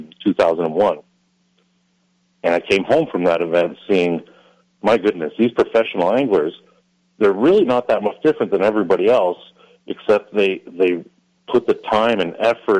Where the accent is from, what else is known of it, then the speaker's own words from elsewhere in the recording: Quebec, Canada; also born or lived in Montreal; now in Ottawa, Canada; I grew up in Quebec